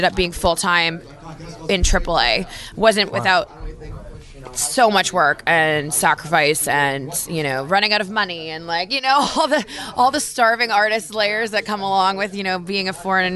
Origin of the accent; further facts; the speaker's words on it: Victoria, British Columbia, Canada; moved away; also born or lived in Calgary, Canada; I'm Canadian. I was born and raised in Victoria, BC.